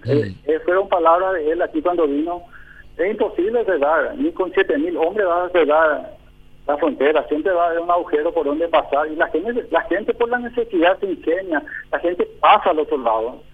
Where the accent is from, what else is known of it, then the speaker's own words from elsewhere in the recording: Paraguay; Somos nosotros los paraguayos